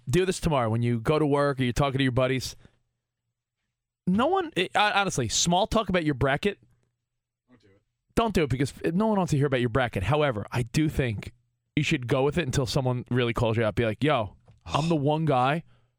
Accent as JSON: {"language": "English", "region": "New York", "country": "United States", "lives_now": "Los Angeles, United States", "said": "I'm a big Mets fan. I live in LA now, but I'm a New Yorker"}